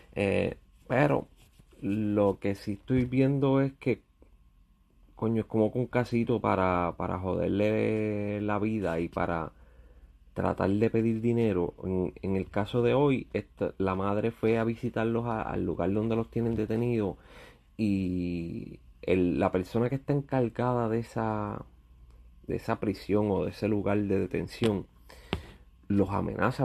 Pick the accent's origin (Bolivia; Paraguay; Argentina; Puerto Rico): Puerto Rico; now in United States; soy boricua